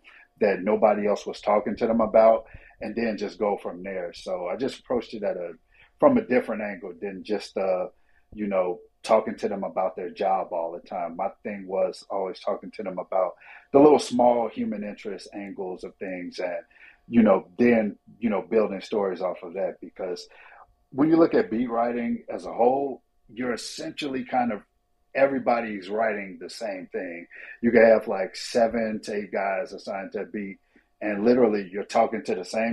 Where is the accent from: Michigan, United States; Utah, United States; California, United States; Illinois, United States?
Illinois, United States; Chicago; I'm a kid from Chicago